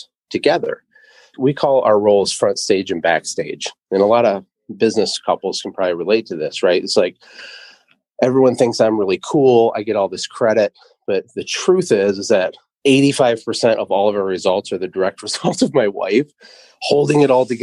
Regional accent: Michigan, United States; also born or lived in Costa Rica; I'm from Michigan

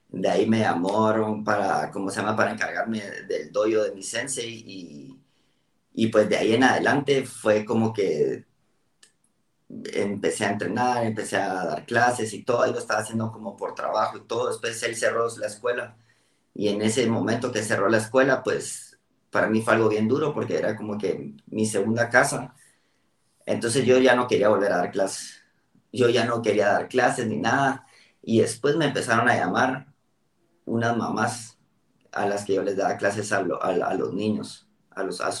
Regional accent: Costa Rica; born there; also born or lived in Guatemala; primero yo nací en Costa Rica, me, por el trabajo de mi papá me tocó moverme mucho, terminé en Guatemala

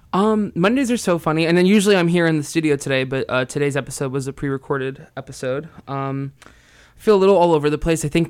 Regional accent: New Jersey, United States; moved away as an adult; also born or lived in Santa Cruz; now in San Francisco, United States; I grew up in New Jersey and I have lived in San Francisco for the last eight years

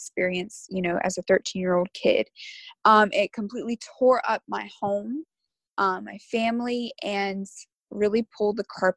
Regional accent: Hammond, Louisiana, United States; I'm from Hammond, Louisiana.

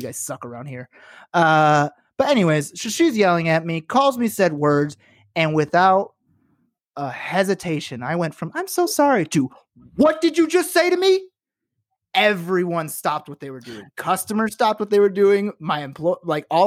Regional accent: Chicago, Illinois, United States; moved away; I'm from Chicago

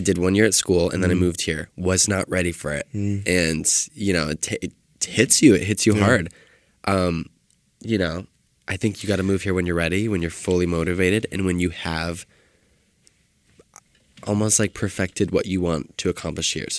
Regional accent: Detroit, Michigan, United States; now in Los Angeles, United States; I'm from Detroit, Michigan

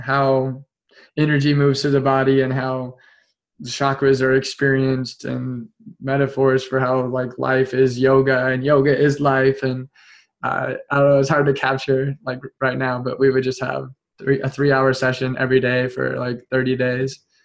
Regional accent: Topeka, Kansas, United States; I came back to my hometown in Topeka

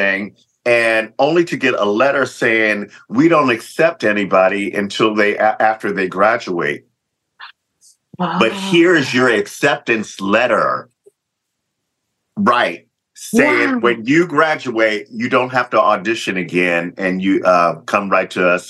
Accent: Lompoc, California, United States; So I was definitely used to it. So I had grew up there. My dad was in the Air Force. So we had been on Vandenberg Air Force Base for many, many years. Then we moved to Lompoc, the big city.

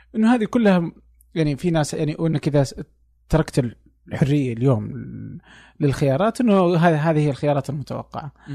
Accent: Saudi Arabia; احنا عندنا في السعوديه

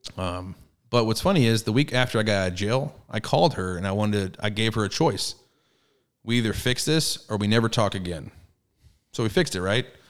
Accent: Garland, Texas, United States; also born or lived in Fort Hood, Texas / Rowlett, Texas / Forney, Texas; I grew up I grew up in Garland, in the hood of Garland, for the first eight years, and then moved to Rowlett, and then Forney

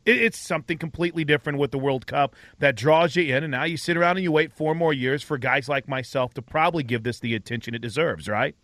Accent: St. Louis, Missouri, United States; moved away; I grew up in Saint Louis

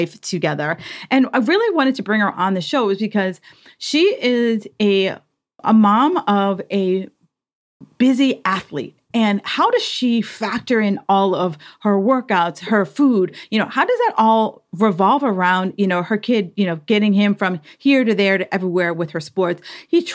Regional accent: East Coast, United States; So we're from the East Coast.

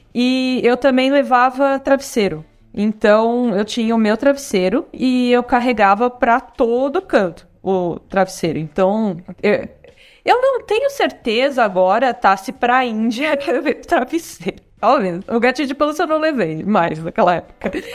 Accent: São Paulo, Brazil; moved away as an adult; now in Florianópolis, Brazil; Nasci em São Paulo, fui criada lá cresci lá

